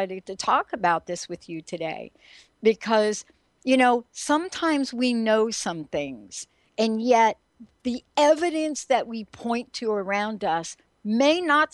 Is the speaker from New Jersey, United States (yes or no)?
yes; New Jersey, United States; moved away as an adult; now in Seattle, United States; I'm also from New Jersey